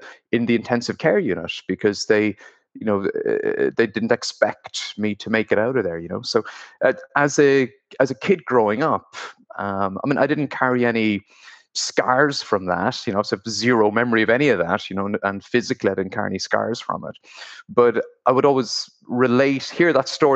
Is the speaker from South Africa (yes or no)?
no; Blarney, Munster, Ireland; accent: Irish; moved away as an adult; also born or lived in Cork; now in United Kingdom; I grew up in Cork